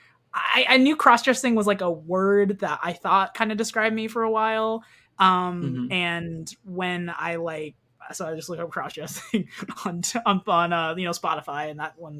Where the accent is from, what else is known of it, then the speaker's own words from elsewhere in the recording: Kansas, United States; I grew up in Kansas, by the way, so Bible Belt